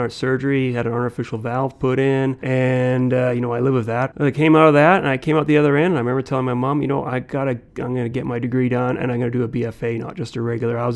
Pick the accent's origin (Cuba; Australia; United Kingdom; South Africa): United Kingdom; England; now in Canada; as a Canadian. It's not like Americans who will, you know, they become an American. Uh, you know, I've always considered like that was always there, the being English from England.